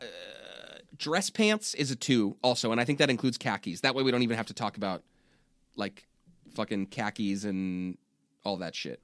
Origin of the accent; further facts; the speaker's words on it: Richmond, California, United States; I grew up in Richmond, California